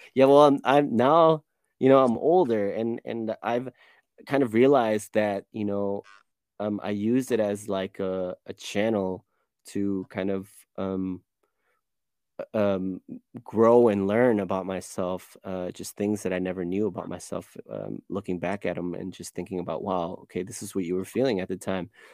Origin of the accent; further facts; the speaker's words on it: Chicago, Illinois, United States; now in Cologne, Germany; I was born and raised in Chicago, um, grew up on the west side